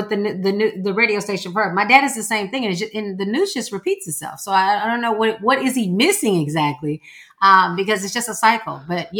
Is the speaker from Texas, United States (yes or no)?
yes; Houston, Texas, United States; I'm from Houston, Texas.